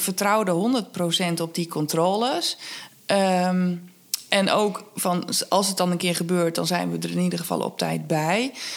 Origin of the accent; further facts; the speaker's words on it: Twente, Overijssel, Netherlands; moved away; Ik kom uit Twente